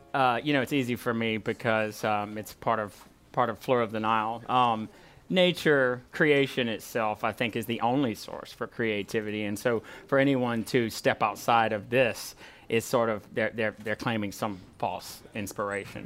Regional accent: Walker, Louisiana, United States; now in Baton Rouge, United States; I come from Walker and we're sort of country people, so it's tough to leave family

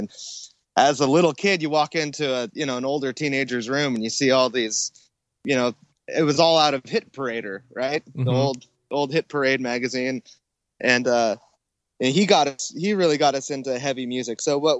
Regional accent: Temecula, California, United States; also born or lived in Long Beach; Well, I was born in Long Beach. And then my parents moved to Temecula when I was in first or second grade. And they bought a little deli down in Old Town Temecula. And we started going to school in Temecula.

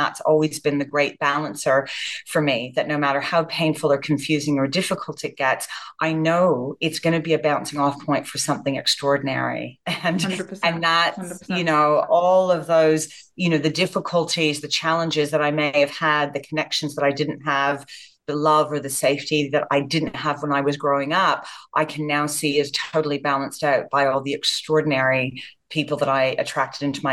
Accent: Canada; moved away as an adult; also born or lived in Japan; I was born and raised in Canada

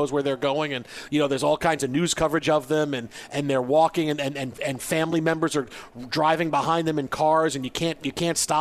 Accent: New York, United States; I grew up in New York

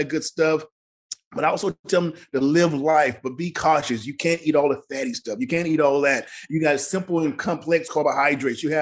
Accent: Mississippi, United States; moved away; the way I grew up in Mississippi

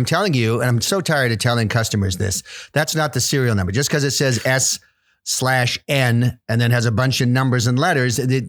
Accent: Mumbai, Maharashtra, India; born there; Yeah, I was born in Mumbai.

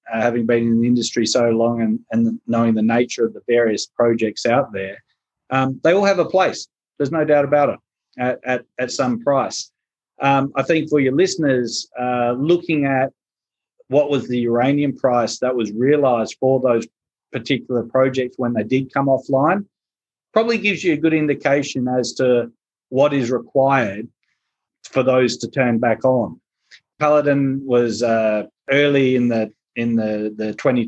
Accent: South Australia, Australia; moved away; my home state

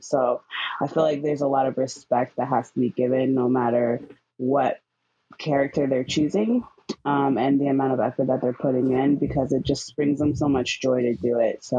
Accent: San Diego, California, United States; I'm from San Diego.

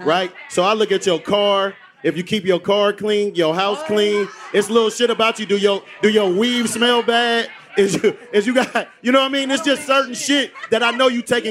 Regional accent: Oakland, California, United States; I'm from Oakland

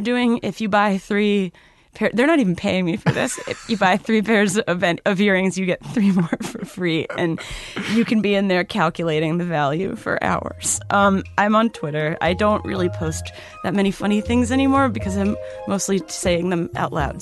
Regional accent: Cambridge, Massachusetts, United States; I grew up in Cambridge, so I was more in the stuffy neck of the woods

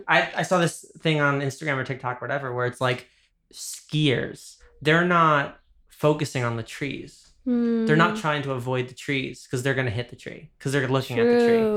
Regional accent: New York, United States; I'm from New York.

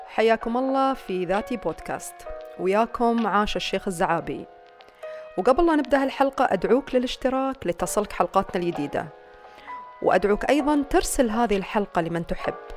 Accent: United Arab Emirates; عندنا في الإمارات

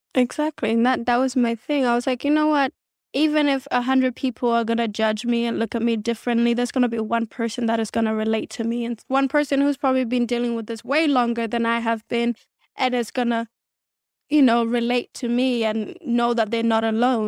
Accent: Adelaide, South Australia, Australia; born or raised there; English is a second language; moved away as an adult; also born or lived in South Sudan / Kenya; now in Los Angeles, United States

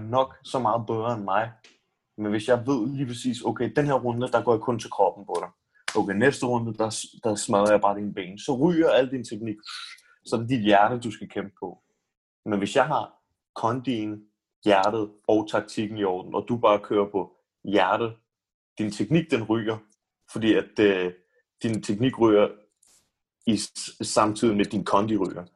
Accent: Denmark

